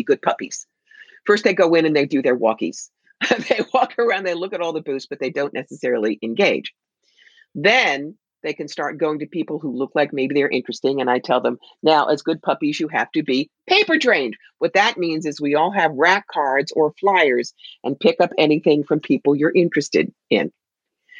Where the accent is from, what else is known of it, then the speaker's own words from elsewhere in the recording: New York, United States; I'm from New York